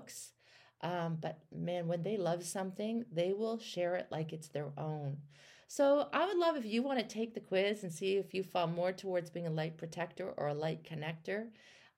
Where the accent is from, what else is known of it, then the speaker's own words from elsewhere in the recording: Canada; I'm from Canada